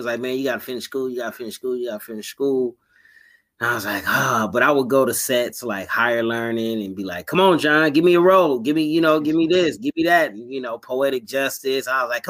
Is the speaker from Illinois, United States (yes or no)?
no; Inglewood, California, United States; born and raised in Inglewood, California, man, 99th and Crenshaw. So right around the corner from the Forum and Hollywood Park Casino